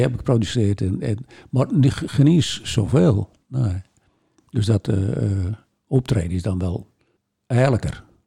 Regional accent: Volendam, North Holland, Netherlands; wij binnen natuurlijk als Volendammers

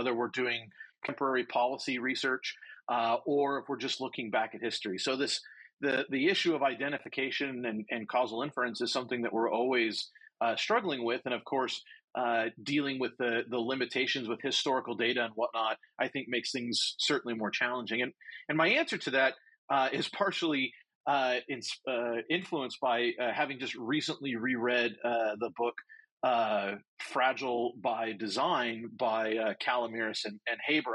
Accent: United States; I say this as an American

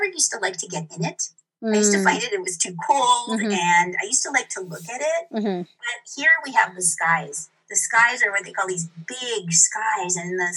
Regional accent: Santa Barbara, California, United States; moved away as an adult; also born or lived in Marin, California; now in Santa Fe, United States; I have been somebody who's always lived in California, in Southern California. I grew up near Santa Barbara.

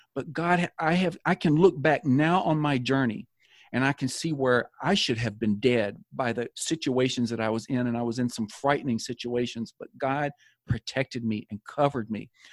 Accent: Tennessee, United States; moved away as an adult; also born or lived in Florida; my father was called to pastor a church in Florida, so we moved from Tennessee to Florida

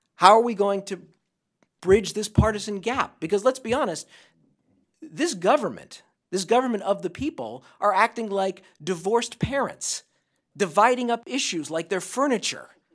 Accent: Santa Monica, California, United States; In my hometown of Santa Monica, California

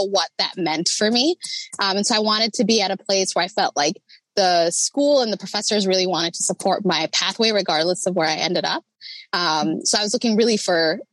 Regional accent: Rochester, Minnesota, United States; I grew up in Rochester

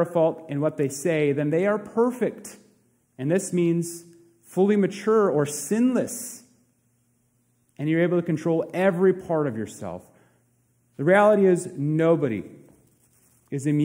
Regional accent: Princeton, United States; my hometown of Princeton

